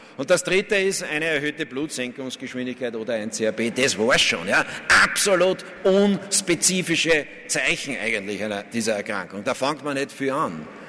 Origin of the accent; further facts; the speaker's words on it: Vienna, Austria; als Wiener